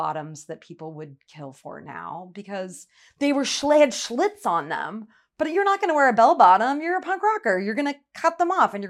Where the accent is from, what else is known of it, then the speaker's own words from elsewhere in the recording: Omaha, Nebraska, United States; now in Seattle, United States; I'm from Omaha, Nebraska, and I moved to Seattle in 1988.